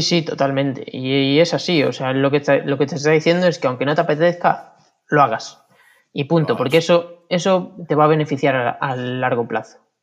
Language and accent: Spanish; Vilariño, Galicia, Spain; volví al Vilariño, que es donde me crié